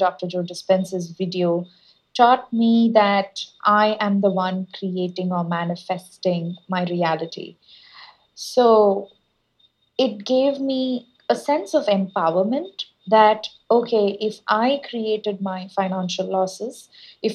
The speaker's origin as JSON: {"language": "English", "country": "India", "tie": "born or raised there", "also_born_or_lived": "United States", "moved": "as an adult", "said": "I was born and brought up in India. And when I went to US for my master's degree"}